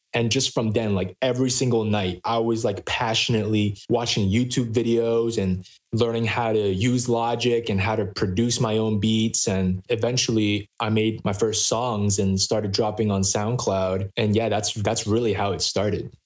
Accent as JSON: {"language": "English", "town": "New York City", "region": "New York", "country": "United States", "tie": "born or raised there", "said": "I grew up in Flushing, Queens, New York City, in the United States of America"}